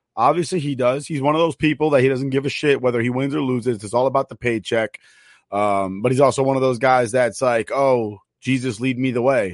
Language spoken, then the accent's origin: English; New York, United States; I'm from New York